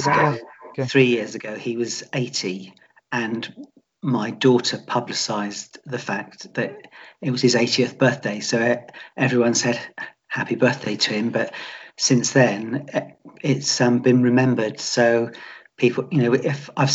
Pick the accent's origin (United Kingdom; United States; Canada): United Kingdom; Portsmouth, South East England; also born or lived in Eastleigh; I was born in Eastleigh, and I've lived in Portsmouth all my life.